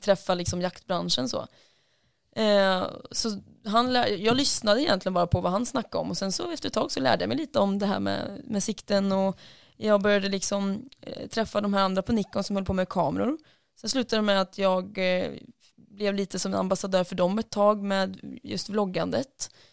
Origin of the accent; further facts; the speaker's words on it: Lidköping, Västra Götaland, Sweden; Lidköping, där jag kommer ifrån